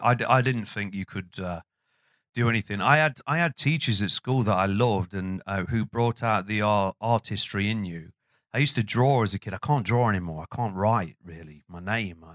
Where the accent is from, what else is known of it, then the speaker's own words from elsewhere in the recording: Burton upon Trent, West Midlands, United Kingdom; the area that I grew up in, which was a housing estate called Windsor